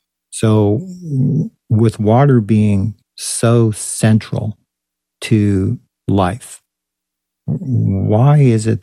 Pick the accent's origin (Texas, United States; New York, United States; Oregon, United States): Texas, United States; now in San Diego, United States; I was complaining about prices because I came from Texas, where you could buy an affordable house for $59,000 or a nice house for $129,000.